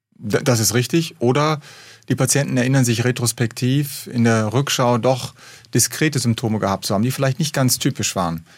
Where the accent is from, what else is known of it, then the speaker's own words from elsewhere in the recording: Rhineland, Germany; moved away; also born or lived in Hamburg; als Rheinländer